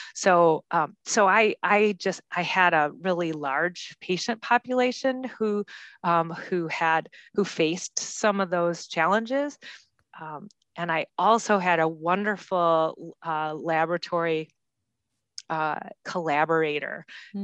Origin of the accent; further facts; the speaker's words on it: Grand Rapids, Michigan, United States; I, I come from Grand Rapids, Michigan